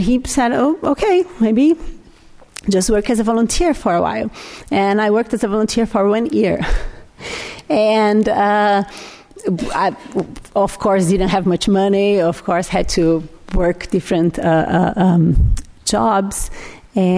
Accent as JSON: {"language": "English", "country": "Brazil", "tie": "born or raised there", "second_language": "English", "moved": "as an adult", "said": "I'm Brazilian. I was born in Brazil"}